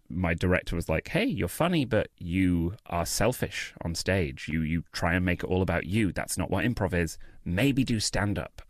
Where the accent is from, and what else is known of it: United Kingdom; accent: British; moved away